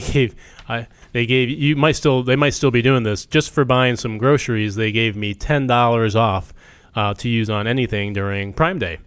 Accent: Chester, Vermont, United States; moved away; I grew up in Chester, Vermont, population three thousand

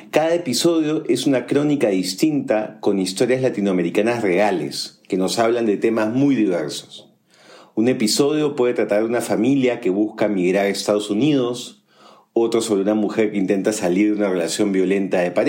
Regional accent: Colombia; Soy colombiana y Daniel peruano.

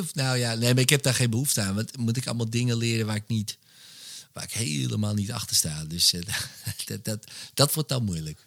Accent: Wormerveer, North Holland, Netherlands; ik ben opgegroeid in Wormerveer

